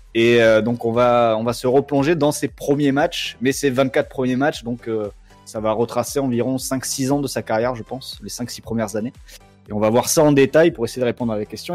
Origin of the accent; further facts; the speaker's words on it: Lot-et-Garonne, Nouvelle-Aquitaine, France; moved away; also born or lived in Bordeaux; j'ai joué dans le petit club de mon village jusqu'à 15 ans